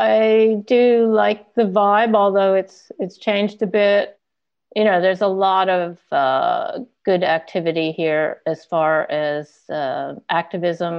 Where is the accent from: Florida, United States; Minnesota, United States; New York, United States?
New York, United States; outside of New York City, United States; moved away as an adult; also born or lived in Detroit, Michigan / Bondi / Venice Beach, California; now in Sydney, Australia; I grew up outside of New York City